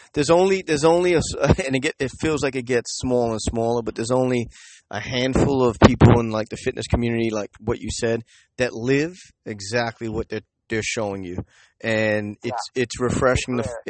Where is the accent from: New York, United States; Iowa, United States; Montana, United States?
New York, United States; I'm born and raised in Manhattan, but I don't really do the city thing anymore.